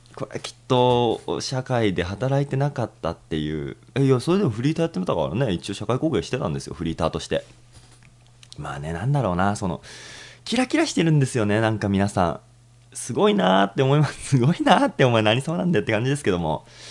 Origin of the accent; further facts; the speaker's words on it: Tokyo, Japan; 僕も東京都民なんでね